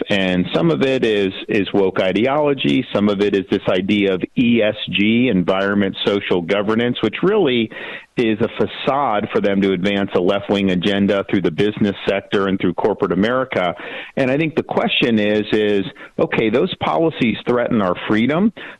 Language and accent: English; Florida, United States; it's a lot different than the Disney that I grew up with here in Florida.